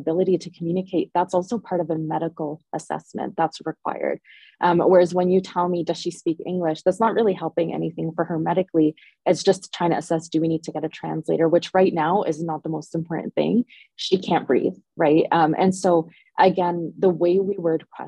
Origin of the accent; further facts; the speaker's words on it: Ontario, Canada; now in Edmonton, Canada; Oh, Ontario.